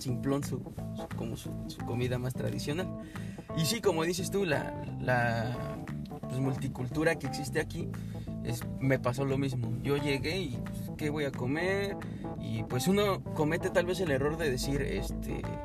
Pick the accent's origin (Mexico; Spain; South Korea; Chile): Mexico; now in Canada; así somos los mexicanos